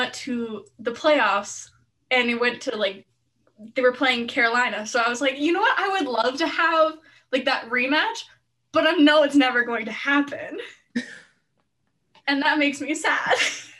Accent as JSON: {"language": "English", "town": "Edmonton", "region": "Alberta", "country": "Canada", "said": "I'm from Edmonton, like around Edmonton."}